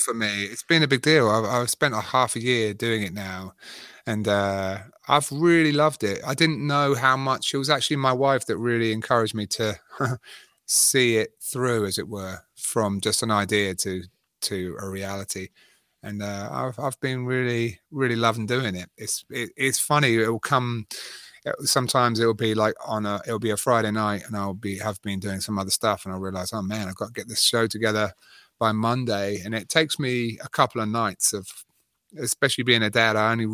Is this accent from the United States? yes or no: no; England, United Kingdom; moved away; I've been out of England for 18 years, so I'm definitely... Wow. I go back to England and they're like, where are you from?